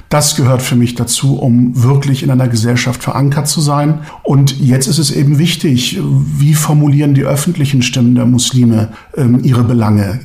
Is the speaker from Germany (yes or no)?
yes; Germany; first language Turkish; German is a second language; ich bin hier geboren und aufgewachsen, aber ich spreche immer noch gerne Türkisch. Ich lese gerne türkische Lyrik. Das ist meine Muttersprache